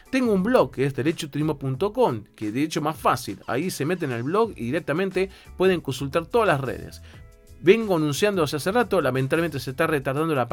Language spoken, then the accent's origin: Spanish; Ecuador; now in Argentina; yo soy ecuatoriano con residencia permanente